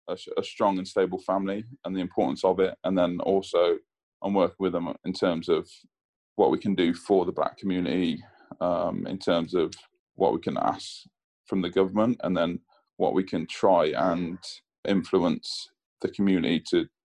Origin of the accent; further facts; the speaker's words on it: England, United Kingdom; my dad being Jamaican and telling me, you know, I was English, so I was brought up as an English kid.